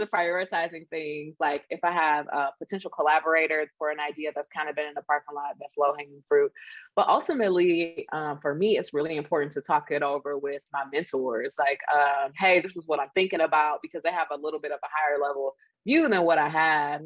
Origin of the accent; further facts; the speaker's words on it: Detroit, Michigan, United States; I am from a factory town. Okay. I am from Detroit.